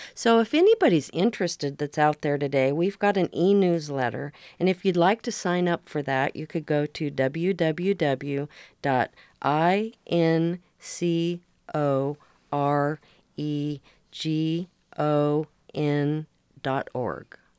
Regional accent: Oregon coast, United States; also born or lived in Portland, Oregon; now in Seaside, United States; I grew up in Oregon on the coast

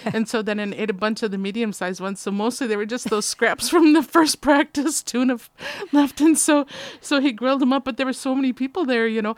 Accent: Midwest, United States; moved away; I'm from the Midwest

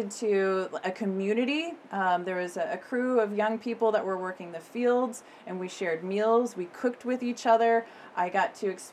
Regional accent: Corvallis, Oregon, United States; also born or lived in East Coast, United States / Eugene, Oregon; now in Nehalem, United States; my growing up years happened in Corvallis, so I consider Corvallis my hometown, even though I was born on the East Coast

